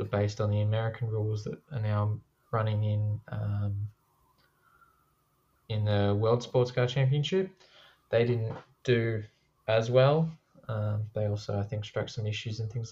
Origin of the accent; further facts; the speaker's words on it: Australia; I'm an Australian